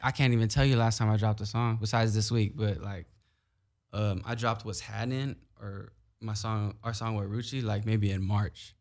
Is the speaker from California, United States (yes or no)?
yes; Carson, California, United States; also born or lived in Long Beach, United States; growing up in Carson